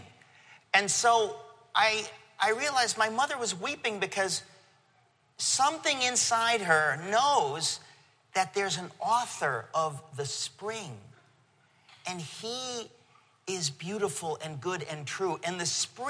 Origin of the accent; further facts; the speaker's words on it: Danbury, Connecticut, United States; moved away as an adult; also born or lived in Queens, New York; now in New York, United States; my real hometown is Danbury, Connecticut, okay? In 1970-something, we moved to Connecticut, and I grew up there